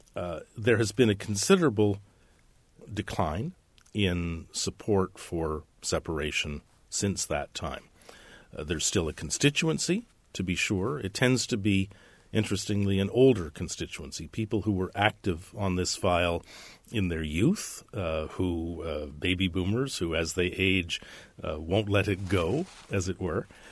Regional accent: Canada

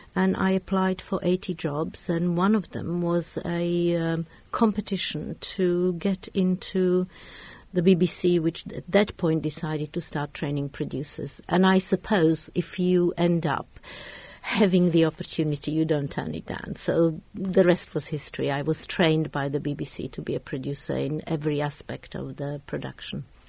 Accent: Bratislava, Bratislava Region, Slovakia; moved away; also born or lived in London / Oxford; I was brought up in Czechoslovakia, in, in Bratislava

